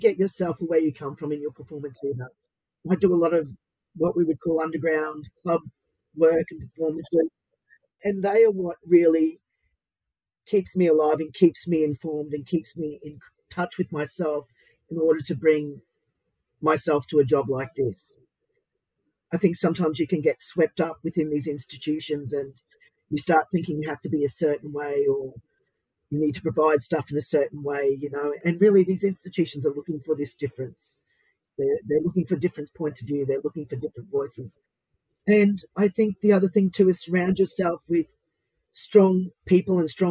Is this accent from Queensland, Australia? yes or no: yes; southeast Queensland, Australia; also born or lived in Brisbane; now in Sydney, Australia; I'm from the Mananjali clan of the Yugambeh Nation from southeast Queensland, with also links to Quandamooka Stradbroke Island Mob